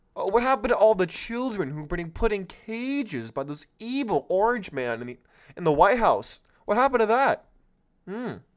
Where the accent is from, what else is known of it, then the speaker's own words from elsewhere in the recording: California, United States; my home state of California